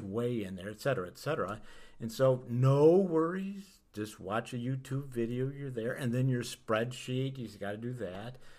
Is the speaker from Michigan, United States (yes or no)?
yes; Kalamazoo, Michigan, United States; now in Boulder, United States; live from beautiful Kalamazoo, Michigan. That's right, we're here in the Midwest, where, as it happens, is my hometown, where I was born